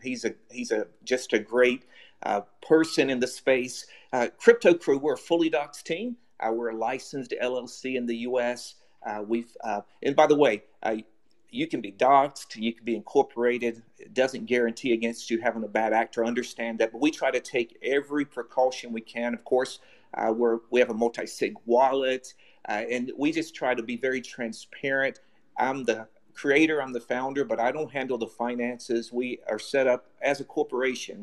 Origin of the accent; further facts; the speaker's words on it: United States; moved away as an adult; also born or lived in China; I'm an American, and but I also feel like I'm Asian. I lived in China for seven years